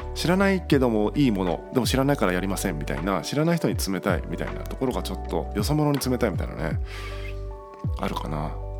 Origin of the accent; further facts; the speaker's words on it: Tagawa, Fukuoka, Japan; 僕で言うと例えば田川という町で生まれ育ったんですけども